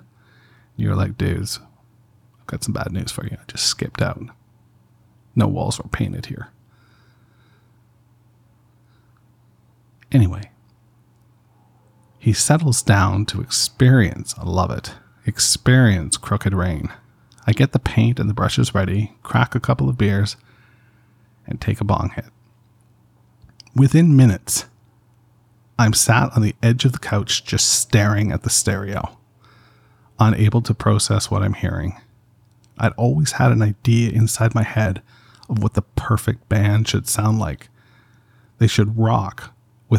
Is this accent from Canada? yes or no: yes; Canada; I'm from Canada, we had much music